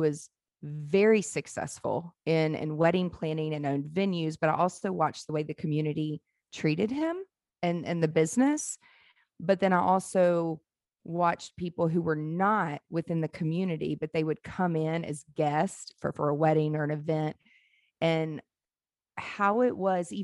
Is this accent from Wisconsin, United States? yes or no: no; Mississippi Gulf Coast, United States; I grew up around it in the South, on the Mississippi Gulf Coast